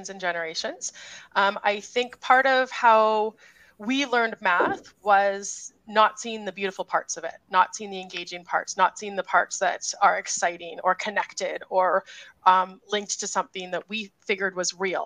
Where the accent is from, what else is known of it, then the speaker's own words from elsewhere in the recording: Grande Prairie, Alberta, Canada; I'm a numeracy lead / math coach from Grand Prairie, Alberta, Canada